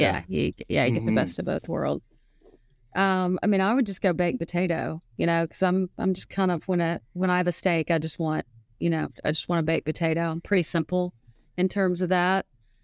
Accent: the South, United States; Oh, pine trees. Mm. I'm from the South, pine trees stand pine.

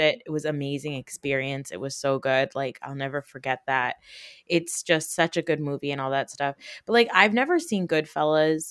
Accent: Northwest New Jersey, United States; also born or lived in Newark, New Jersey; we grew up in North Jersey, but we grew up in Northwest Jersey

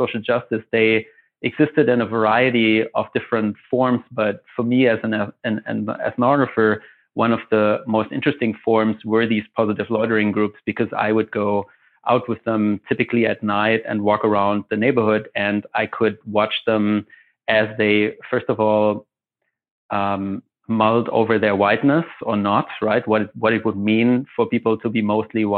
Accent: Germany; moved away as an adult; also born or lived in Chicago, United States; now in Montreal, Canada; I'm originally from Germany

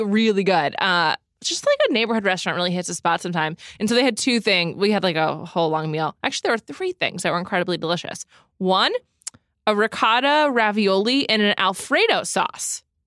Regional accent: New York City, New York, United States; I grew up in New York City

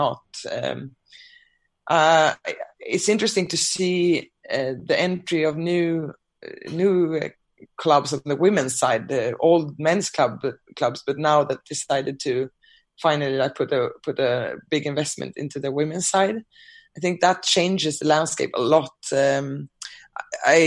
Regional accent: Sweden; moved away; my home country, Sweden

